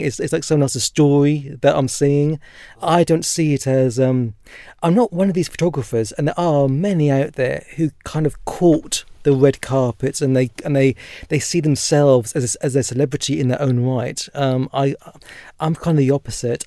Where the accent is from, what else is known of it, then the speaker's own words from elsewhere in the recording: Norfolk, East of England, United Kingdom; I was born and raised in Norfolk and very proud to be from there